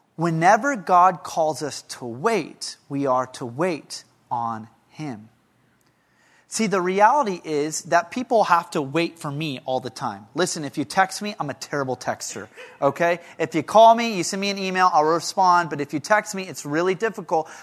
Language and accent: English; Lompoc, California, United States; moved away; my hometown of Lompoc